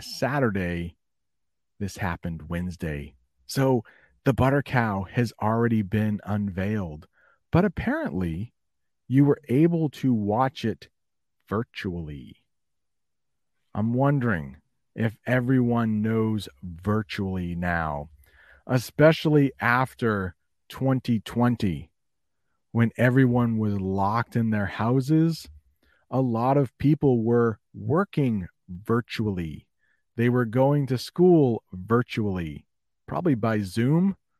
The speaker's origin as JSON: {"language": "English", "country": "United States", "said": "as an American"}